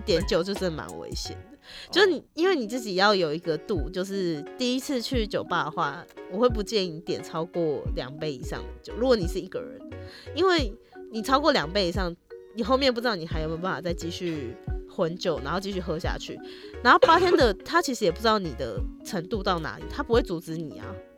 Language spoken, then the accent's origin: Chinese; Tainan, Taiwan; moved away; 我老家在台南，对啊。可是每次回台南都是因为你知道，就是去看老人家